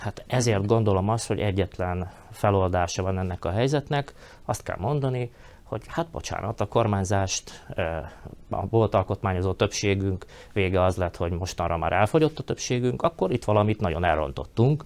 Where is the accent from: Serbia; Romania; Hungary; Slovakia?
Slovakia; felvidéki magyarként